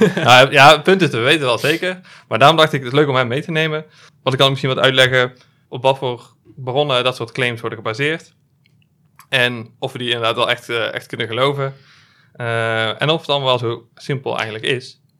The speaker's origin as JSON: {"language": "Dutch", "region": "North Brabant", "country": "Netherlands", "tie": "born or raised there", "said": "En ik als geboren Brabander"}